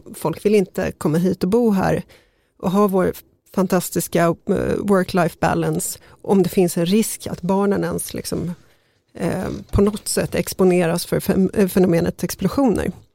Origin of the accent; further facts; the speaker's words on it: Sollentuna, Stockholm County, Sweden; jag växte upp i Sollentuna